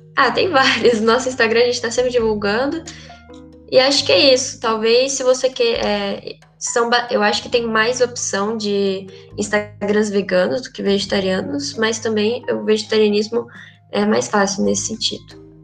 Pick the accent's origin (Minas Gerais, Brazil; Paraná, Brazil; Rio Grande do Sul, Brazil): Minas Gerais, Brazil; sou mineira